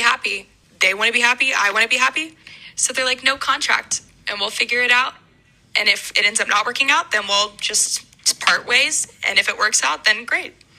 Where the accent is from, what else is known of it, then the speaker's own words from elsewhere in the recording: Atlanta, Georgia, United States; moved away as an adult; also born or lived in Springfield, Missouri; I'm originally from Atlanta